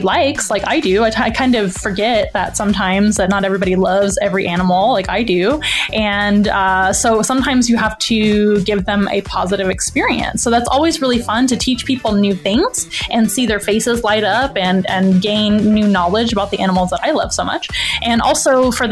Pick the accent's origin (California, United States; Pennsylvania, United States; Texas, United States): Texas, United States; San Antonio; also born or lived in Florida; I'm a San Antonio, Texas native. I was born and raised here in San Antonio